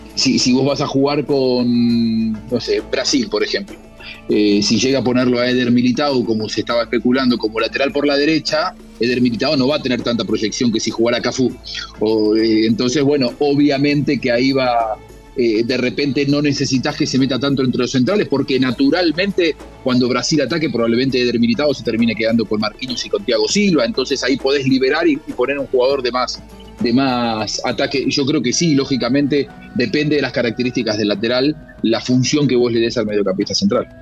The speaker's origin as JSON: {"language": "Spanish", "country": "Argentina", "said": "soy argentino"}